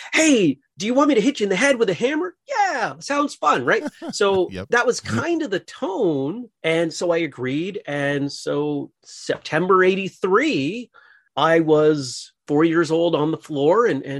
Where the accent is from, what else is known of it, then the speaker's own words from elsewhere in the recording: Maine, United States; I grew up in Maine, went to college in Massachusetts.